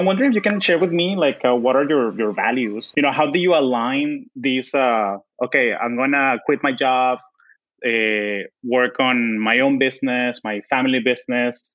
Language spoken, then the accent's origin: English; Venezuela; now in Bay Area, United States; I've lived in the U.S. for 20 years. So I straddle this identity of I'm Venezuelan, but I'm also American.